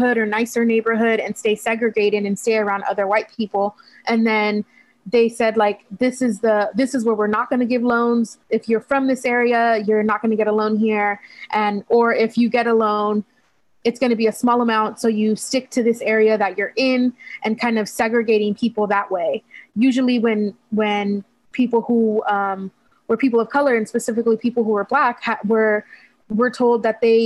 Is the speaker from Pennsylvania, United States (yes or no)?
no; Hayward, California, United States; So I grew up in the Bay Area. I was born and raised here